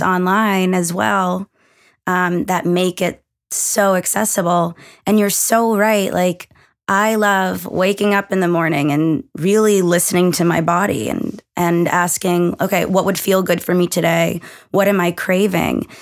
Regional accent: Massachusetts, United States; moved away as an adult; also born or lived in Connecticut; we're both from Massachusetts

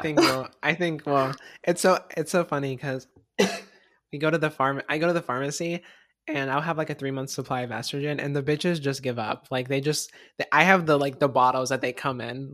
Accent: Florida, United States; moved away as an adult; now in Washington, United States; I'm, I'm from Florida

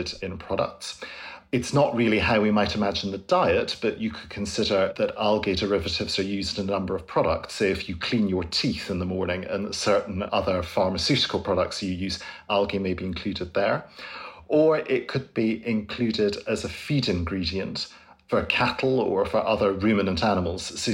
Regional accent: Scotland, United Kingdom; I grew up in Scotland

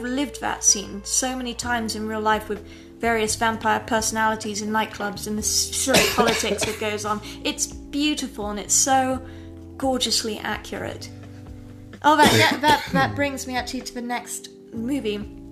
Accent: England, United Kingdom; I grew up in England in a very aristocratic style background

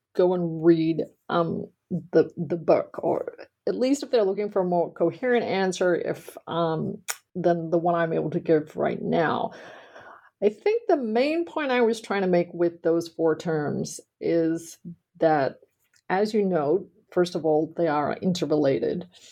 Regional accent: Australia; moved away; I grew up in Australia and I attended college there.

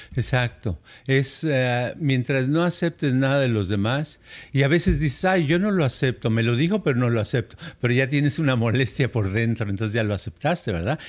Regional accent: Guadalajara, Jalisco, Mexico; moved away as an adult; also born or lived in United States; yo nací allá por Tapatilandia

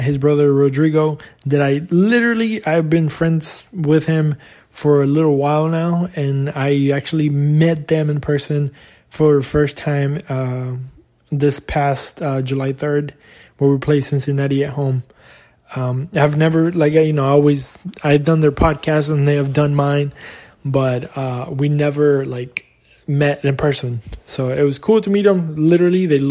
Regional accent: Argentina; moved away; my home country

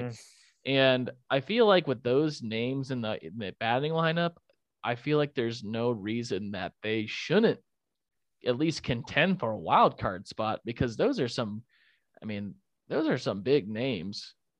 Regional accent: Colorado, United States; because I was born out in Colorado, so I grew up always rooting for the Rockies.

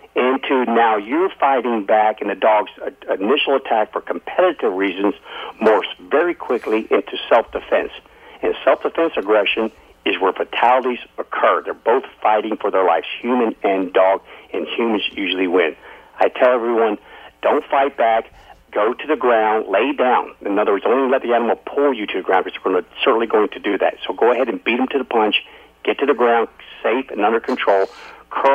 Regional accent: Alaska, United States; I've born and raised in Alaska

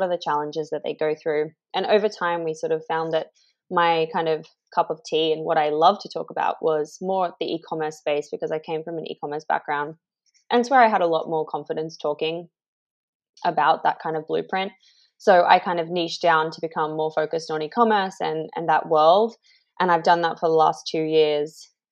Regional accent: Australia; moved away as an adult; also born or lived in Indonesia; now in London, United Kingdom; I'm Australian. I left Australia in 2015

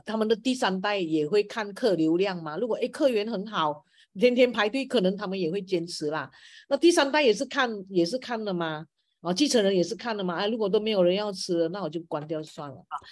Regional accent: Peninsular Malaysia, Malaysia; now in Kota Kinabalu, Malaysia; 对于我西马人来讲

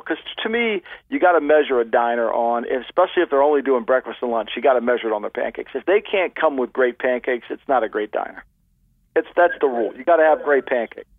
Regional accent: Ocean City, New Jersey, United States; this little beach town that I grew up in in Ocean City, New Jersey

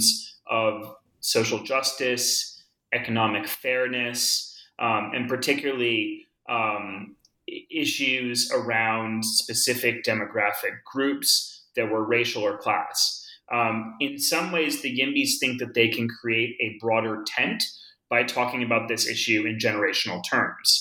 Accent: Boulder, Colorado, United States; also born or lived in Northeast United States; now in New York, United States; I grew up in Boulder. And I, like many people, came to Boulder as a kid from the Northeast because of my parents' work

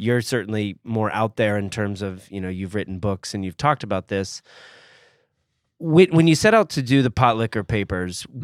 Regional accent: Georgia, United States; also born or lived in Gainesville, Florida; we're both from the fine state of Georgia

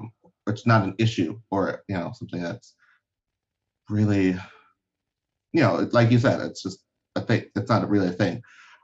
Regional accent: Liberia; Because I'm from Liberia, so I don't use the, like, I was born there, so I don't use, like, the phrase African-American, because I'm not.

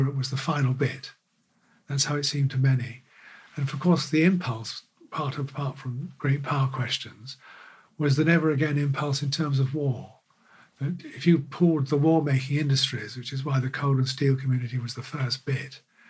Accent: London, United Kingdom; when I was growing up in North London, in Finchley in the 50s

